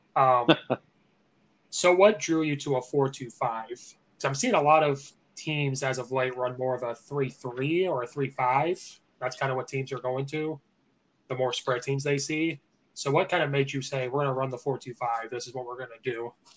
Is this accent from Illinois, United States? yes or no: yes; Central Illinois, United States; now in Chicago, United States; I'm from Central Illinois